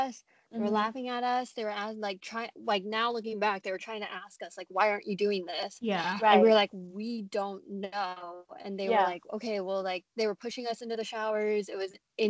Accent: Portland, United States; in Portland public schools, or at least when I was going

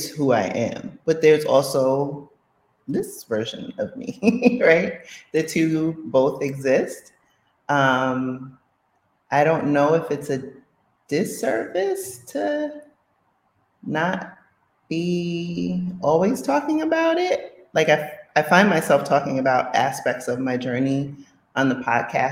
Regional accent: New York City, New York, United States; moved away; When I was a kid, I grew up in the Bronx in Co-op City

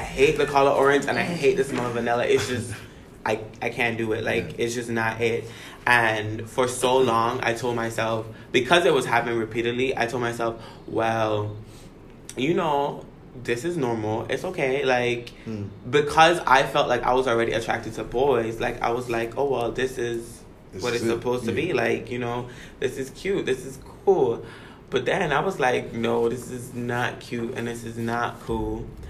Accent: U.S. Virgin Islands; I grew up in the Virgin Islands, where I guess the Caribbean culture is completely different from American culture.

